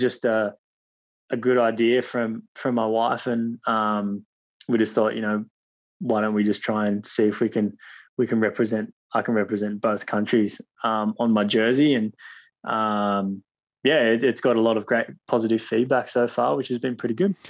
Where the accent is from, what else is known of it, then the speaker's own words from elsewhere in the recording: Cronulla, New South Wales, Australia; where I grew up in Cronulla